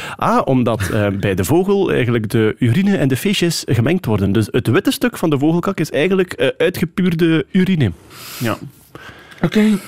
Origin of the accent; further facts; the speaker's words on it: Wachtebeke, Flanders, Belgium; now in Sint-Amandsberg, Belgium; ik ben wel onmiddellijk eh, naar de beschaving gebracht in Wachtebeke